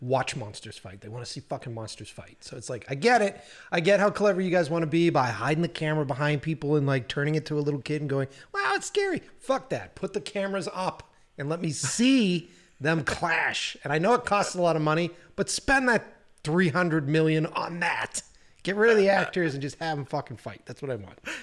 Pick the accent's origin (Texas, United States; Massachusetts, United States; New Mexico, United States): Massachusetts, United States; Boston; moved away as an adult; also born or lived in New York; now in Los Angeles, United States; born and raised in, uh, basically developed my entire career in Boston.